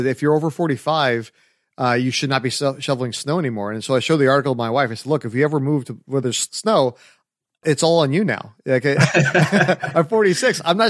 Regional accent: California, United States; But that's we came from California. You know, we're not used to that type of cold weather.

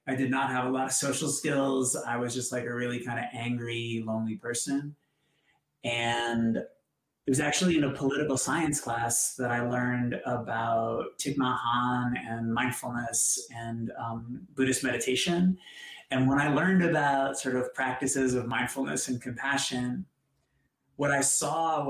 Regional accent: Boston, Massachusetts, United States; I grew up in Boston

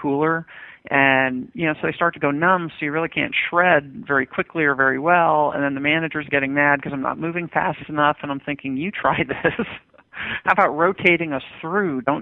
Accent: Westchester County, New York, United States; I grew up in Westchester County, New York, which is one of the wealthiest places in the nation

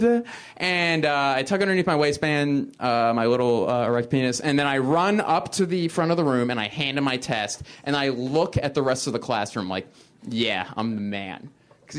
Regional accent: Philadelphia, Pennsylvania, United States; moved away; also born or lived in Boston; I'm originally from Philadelphia, which is in Pennsylvania, which is in the United States

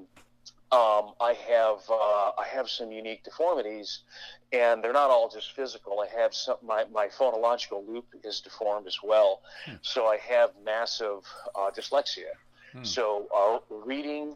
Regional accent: about 50 miles north of Detroit, Michigan, United States; I was born in Michigan, about 50 miles north of Detroit.

